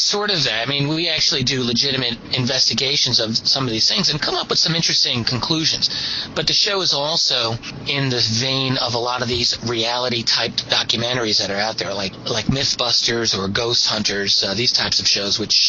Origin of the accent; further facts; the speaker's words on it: New York City, New York, United States; We're all from Brooklyn.